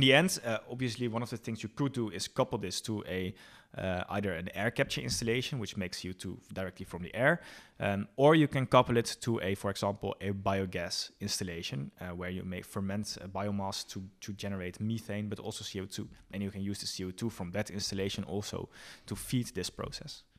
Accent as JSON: {"language": "English", "town": "Bergen", "region": "North Holland", "country": "Netherlands", "also_born_or_lived": "Enschede", "moved": "yes", "said": "I'm originally from, uh, Bergen near Alkmaar in, uh, Noord-Holland"}